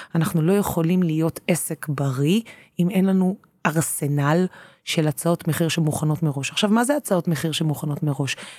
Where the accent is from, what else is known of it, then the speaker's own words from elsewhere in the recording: Tel Aviv, Tel Aviv District, Israel; אני תל אביבית